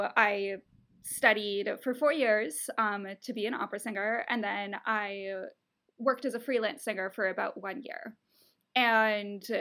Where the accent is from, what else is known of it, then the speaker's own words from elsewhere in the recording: Ontario, Canada; moved away as an adult; now in United States; I'm from Canada. In Canada, or at least in Ontario where I'm from